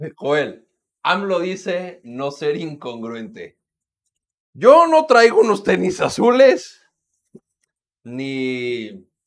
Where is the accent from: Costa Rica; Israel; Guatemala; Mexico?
Mexico; como mexicano